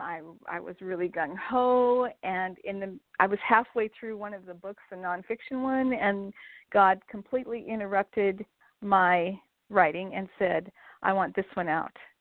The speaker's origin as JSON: {"language": "English", "region": "Montana", "country": "United States", "tie": "born or raised there", "said": "I grew up in Montana, um, actually in a small town about 15 miles west of where I live now in Billings."}